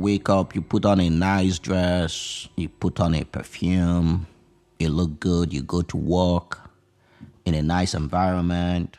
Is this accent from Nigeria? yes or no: yes; Nigeria; moved away as an adult; now in United States; I did not grow up in the United States of America. I grew up in Nigeria.